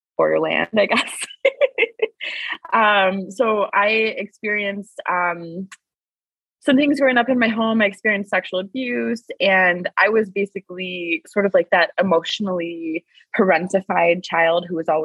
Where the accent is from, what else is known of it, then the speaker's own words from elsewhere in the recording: Wisconsin, United States; I'm from Wisconsin in the US.